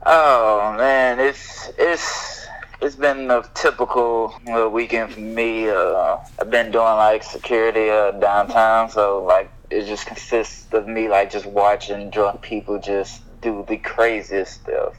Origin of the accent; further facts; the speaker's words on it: Houston, Texas, United States; I grew up in Houston